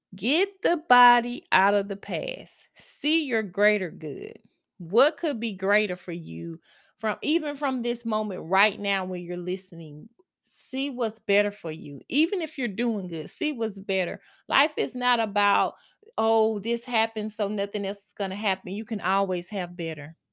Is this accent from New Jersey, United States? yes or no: no; Mississippi, United States; now in Texas, United States; I am from Mississippi and I moved, I'm now in Texas, I'm still here